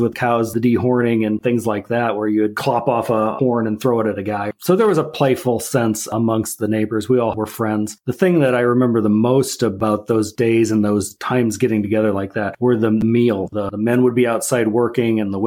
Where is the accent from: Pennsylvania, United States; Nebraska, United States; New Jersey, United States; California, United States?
Nebraska, United States; I grew up in Nebraska on a farm.